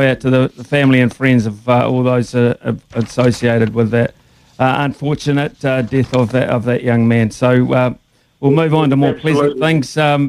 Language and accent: English; Palmerston North, Manawatū-Whanganui, New Zealand; moved away; I'm an ex-Palmy.